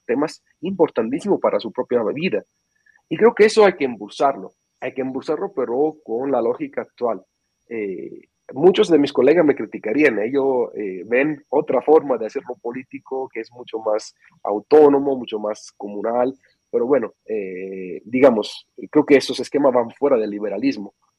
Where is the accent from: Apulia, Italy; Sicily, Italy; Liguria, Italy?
Sicily, Italy; Spanish is a second language; moved away; soy de Sicilia